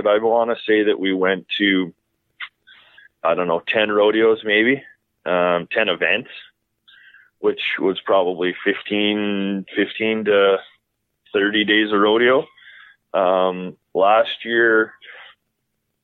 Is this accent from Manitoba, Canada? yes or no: no; Medicine Hat, Alberta, Canada; also born or lived in southwestern Saskatchewan / Calgary; I grew up in Medicine Hat